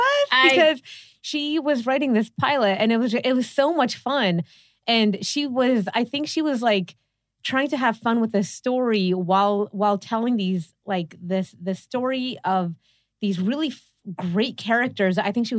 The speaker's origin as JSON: {"language": "English", "town": "Pittsburgh", "region": "Pennsylvania", "country": "United States", "also_born_or_lived": "New York", "moved": "yes", "lives_now": "Los Angeles, United States", "said": "So I moved here from New York. I mean, I'm originally from Pittsburgh, but I spent a lot of my life in New York."}